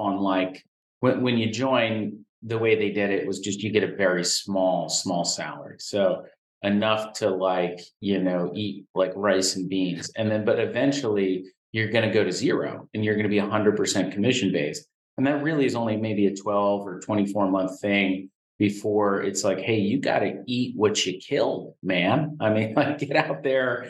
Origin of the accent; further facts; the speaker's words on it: northern New Jersey, United States; also born or lived in outside Philadelphia, Pennsylvania; I was born and raised outside of Philadelphia before my family had moved to northern New Jersey when I was in fourth grade